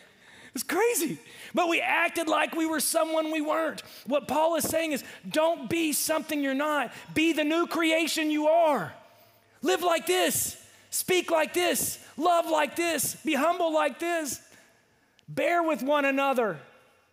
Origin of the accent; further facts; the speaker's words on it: Ferndale, Arkansas, United States; I was from Ferndale